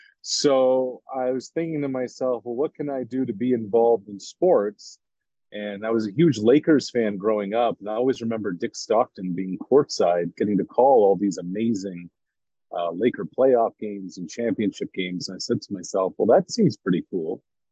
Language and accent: English; Truro, Nova Scotia, Canada; moved away as an adult; also born or lived in Quebec / Montreal / Ottawa; now in Boston, United States; I'm from a small town in Truro, Nova Scotia